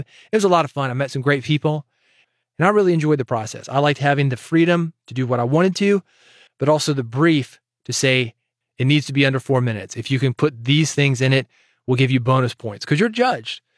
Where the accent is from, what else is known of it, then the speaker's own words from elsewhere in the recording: Nashville, Tennessee, United States; I was born in Nashville